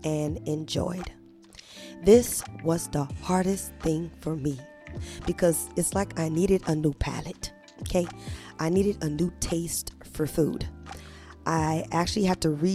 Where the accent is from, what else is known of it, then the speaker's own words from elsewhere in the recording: New Orleans, Louisiana, United States; I grew up in New Orleans, Louisiana